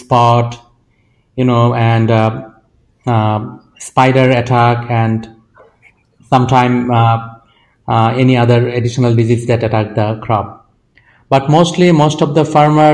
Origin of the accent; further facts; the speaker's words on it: Bangladesh; I am from Bangladesh and I have traveled across the country